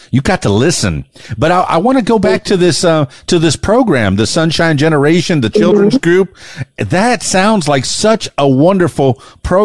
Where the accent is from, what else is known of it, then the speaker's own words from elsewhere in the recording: Miami, Florida, United States; also born or lived in Fort Lauderdale; down in South Florida, I'm from Miami and Fort Lauderdale.